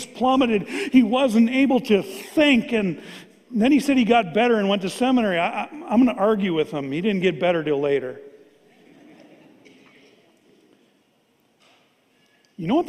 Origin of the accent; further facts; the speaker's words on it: Fargo, North Dakota, United States; I grew up here in Fargo.